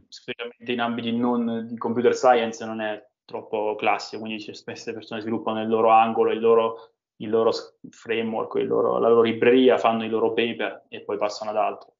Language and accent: Italian; Roccaraso, Abruzzo, Italy; Roccaraso, che è il mio paese di origine, nelle montagne abruzzesi